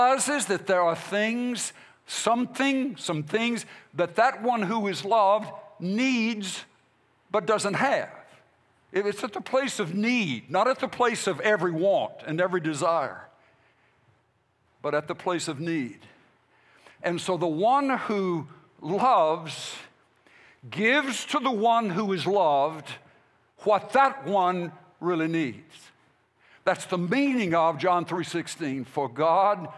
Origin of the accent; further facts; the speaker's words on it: United States; As the American church people and American pastors